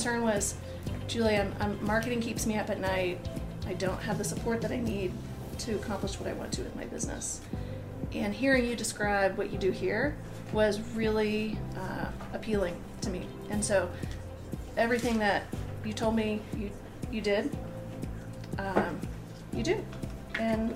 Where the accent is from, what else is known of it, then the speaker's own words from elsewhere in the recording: Colorado, United States; I was born in Colorado